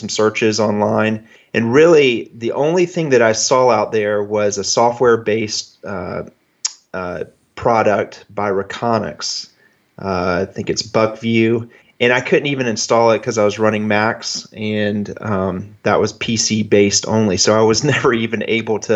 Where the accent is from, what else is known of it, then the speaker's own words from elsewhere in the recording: Jacksonville, Florida, United States; also born or lived in Rochester, New York; I'm from Jacksonville, Florida. And so I'm in an area that doesn't have great deer compared to most of your guests. But I've lived here